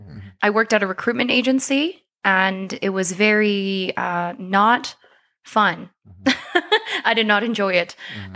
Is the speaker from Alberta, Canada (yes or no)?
yes; Calgary, Alberta, Canada; also born or lived in South Korea / London; I was born in South Korea. Oh, okay. Yes, but I was raised in Calgary. I moved here when I was 8.